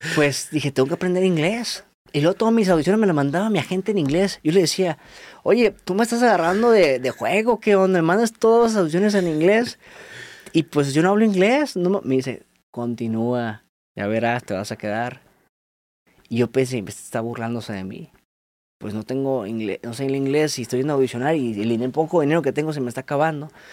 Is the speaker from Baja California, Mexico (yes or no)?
yes; Tijuana, Baja California, Mexico; moved away; also born or lived in Mexico City; soy de Tijuana. Dejé a mi familia allá y me vine por mi sueño